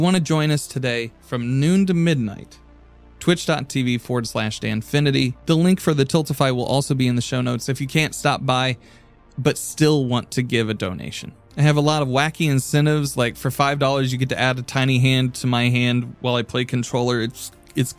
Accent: Indianapolis, Indiana, United States; a food rescue charity based out of my hometown of Indianapolis, Indiana

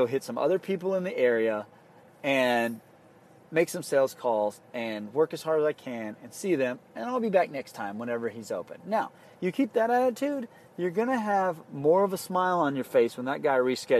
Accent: South Padre Island, Texas, United States

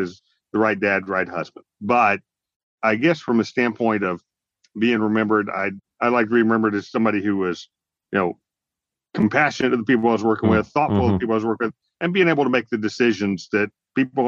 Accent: near Eglin Air Force Base, the panhandle of Florida, United States; I grew up in the panhandle of Florida near Eglin Air Force Base

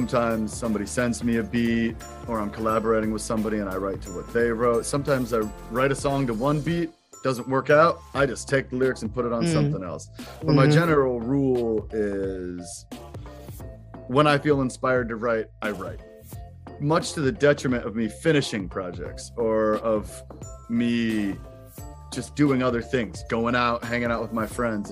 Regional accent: Kent, Ohio, United States; moved away as an adult; now in New York, United States; I grew up in Kent, Ohio, Kent State University

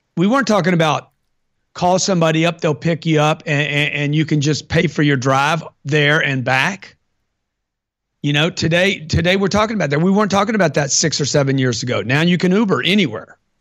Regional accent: Lake Charles, Louisiana, United States; I grew up in Lake Charles, Louisiana

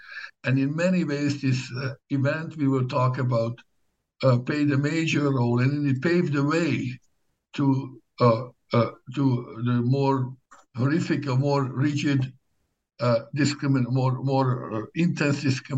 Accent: Szabolcs-Szatmár-Bereg, Hungary; English is a second language; I was born in Hungary in the mid-1960s, and a small town not very far from the Ukrainian border. I did my high school years in the town of Nyíregyháza, one of the larger towns.

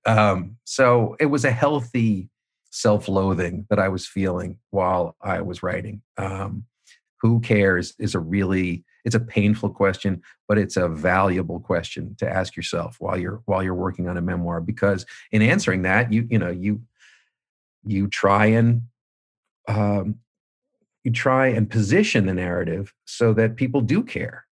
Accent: Manhasset, New York, United States; moved away; I was running back from Boston down to Manhasset. uh, constantly, you know, interviewing people from my childhood

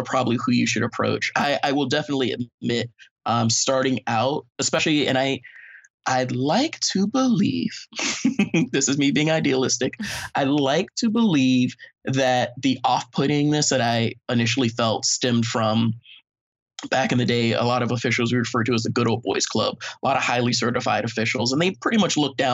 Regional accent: South Florida, United States; growing up in South Florida and being African-American

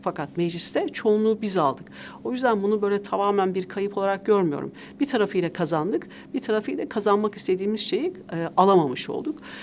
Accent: Tokat, Turkey; also born or lived in Ankara, Turkey; now in Istanbul, Turkey; E, Tokat'ta da anne babamla çocukluğumdan büyüdüğüm ev asıl evim

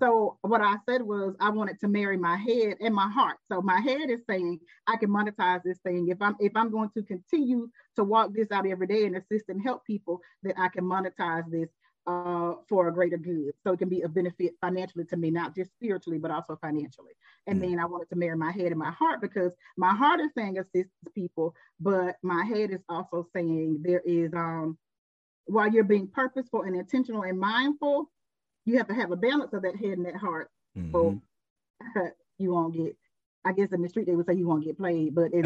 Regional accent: Decatur, Georgia, United States; we are from Decatur, from East Atlanta.

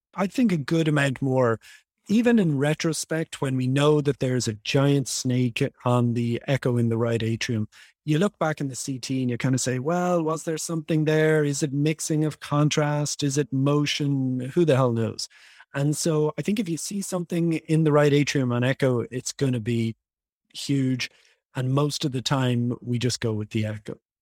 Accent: Dublin, Leinster, Ireland; moved away as an adult; now in Los Angeles, United States; I was born and raised in Dublin, Ireland.

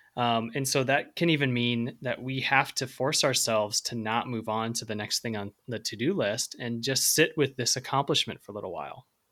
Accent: Central Illinois, United States; I grew up in Central Illinois

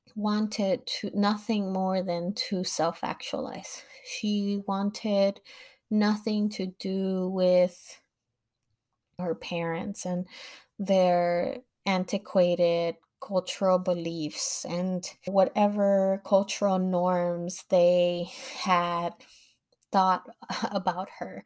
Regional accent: Los Angeles, California, United States; I grew up in Los Angeles

